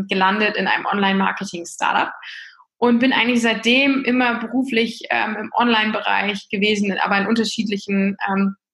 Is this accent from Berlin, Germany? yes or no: no; Lower Saxony, Germany; ich bin 37 Jahre alt, äh, komme äh, aus dem hohen Norden, ich bin Ostfriesin